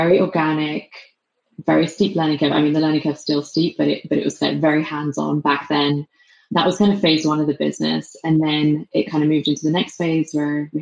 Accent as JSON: {"language": "English", "region": "England", "country": "United Kingdom", "also_born_or_lived": "London", "accent": "English", "moved": "as an adult", "lives_now": "San Francisco, United States", "said": "my English accent"}